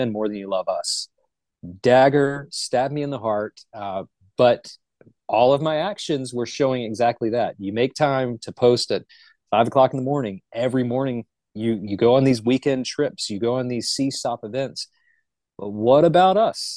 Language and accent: English; Charlotte, North Carolina, United States; I'm originally from Charlotte. I'm what the locals consider a unicorn. There's not many of us that are actually born and raised in the Charlotte vicinity